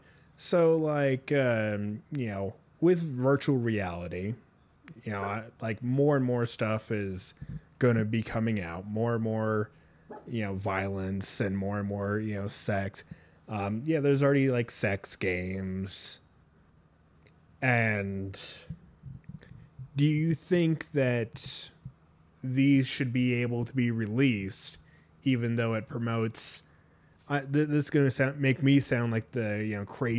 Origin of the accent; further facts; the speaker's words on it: Ireland; I'm an Irish little man.